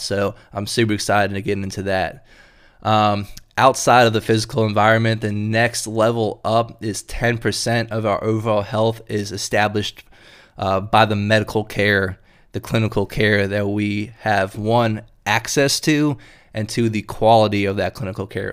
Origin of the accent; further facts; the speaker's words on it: Durham, North Carolina, United States; moved away as an adult; also born or lived in Chapel Hill, North Carolina; now in Richmond, United States; I'm from North Carolina myself. Uh, Grew up in Durham and Chapel Hill down there